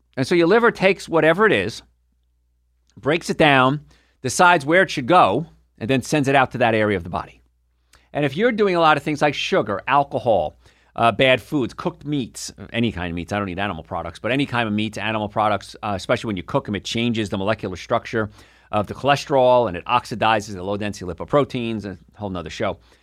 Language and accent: English; New Jersey, United States; moved away; also born or lived in New York / Atlanta; I'm from New York. ori-, well, from New Jersey originally, right across the river